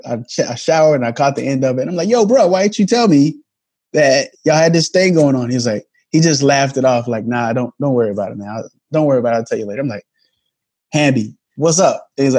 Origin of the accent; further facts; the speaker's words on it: Germany; I grew up in a culture that wasn't just my own. I grew up in Germany, you know.